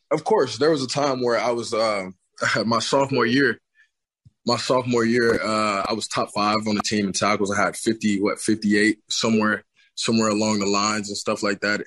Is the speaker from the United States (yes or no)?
yes; Tulsa, Oklahoma, United States; I'm from, I'm from Tulsa